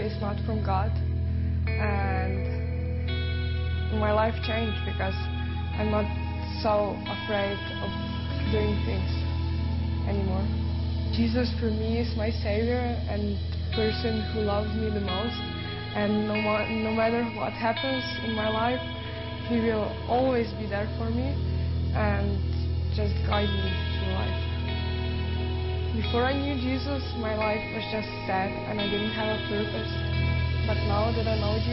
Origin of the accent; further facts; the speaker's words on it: Maribor, Drava, Slovenia; English is a second language; I'm from Maribor, Slovenia